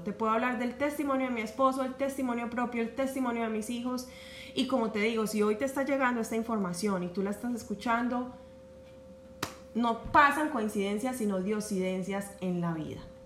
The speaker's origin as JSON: {"language": "Spanish", "town": "Medellín", "region": "Antioquia", "country": "Colombia", "tie": "born or raised there", "accent": "Paisa", "moved": "as an adult", "lives_now": "United States", "said": "yo soy de Medellín, Paisa, y en nuestra ciudad, en Colombia, eh, pues somos casi que la gran mayoría criados a desayunar con arepa y chocolate. Entonces eso estaba muy, muy, muy conectado con mi infancia"}